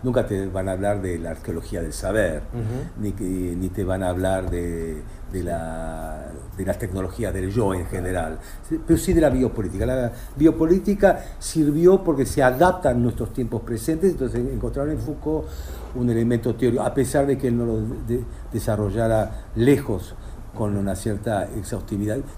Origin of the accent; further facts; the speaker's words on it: Argentina; Yo soy argentino, yo vivo acá